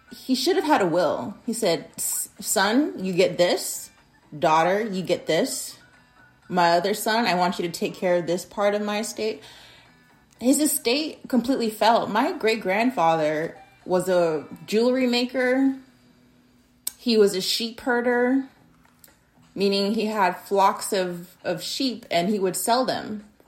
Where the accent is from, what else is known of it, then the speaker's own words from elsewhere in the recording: Arizona, United States; in my state of Arizona, my home state